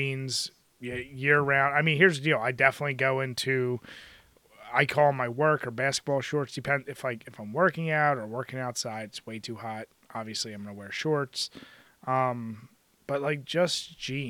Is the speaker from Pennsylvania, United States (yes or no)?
yes; Philadelphia, Pennsylvania, United States; growing up in Philly